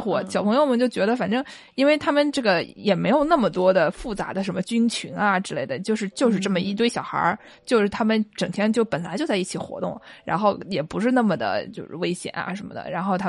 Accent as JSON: {"language": "Chinese", "region": "Jiangsu", "country": "China", "said": "我们散装江苏就非常容易办到啊，就是江苏，对，你，你过一个县，别人就不认你，就觉得我们俩口音都不一样，我们绝对不是一个地方的"}